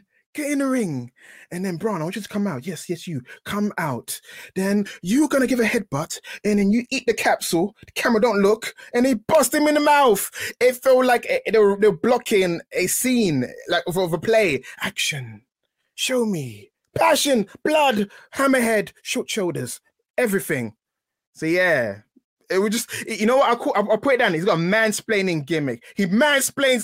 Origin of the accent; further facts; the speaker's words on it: London, United Kingdom; I'm from East London